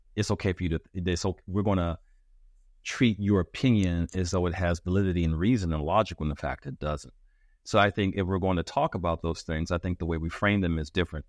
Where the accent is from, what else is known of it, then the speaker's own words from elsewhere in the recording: United States; as an American